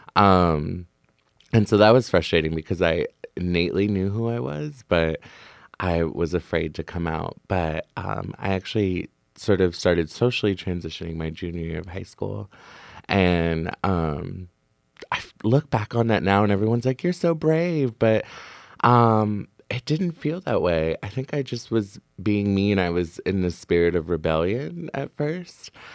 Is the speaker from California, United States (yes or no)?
no; Beaverton, Oregon, United States; moved away as an adult; also born or lived in Portland, Oregon; now in San Francisco Bay Area, United States; I grew up in Beaverton, Oregon, actually. Um, so I'm from Portland originally.